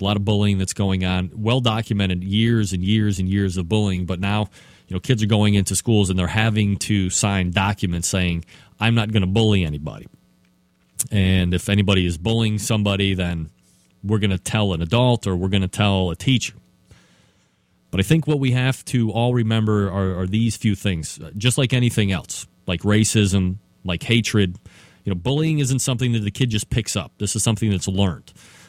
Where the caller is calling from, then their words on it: Euclid, Ohio, United States; where I am sitting right here in Euclid, Ohio, which is a eastern suburb of Cleveland. I know I say I'm here from Cleveland